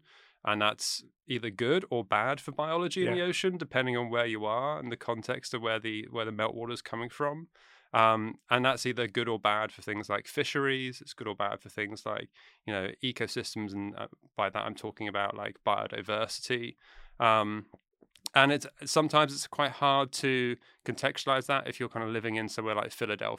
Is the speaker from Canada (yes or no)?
no; United Kingdom; moved away as an adult; now in United States; Or I'm from the UK, yeah. I grew up just outside London.